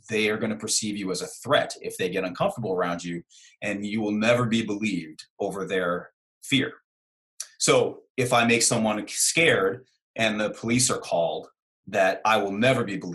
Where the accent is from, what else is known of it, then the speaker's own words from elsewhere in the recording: Brooklyn, New York, United States; So I'm from Brooklyn, New York, and you know I grew up uh, with my mother constantly correcting my English. Now you can't. Most people don't know that I'm from Brooklyn because I don't have a Brooklyn accent.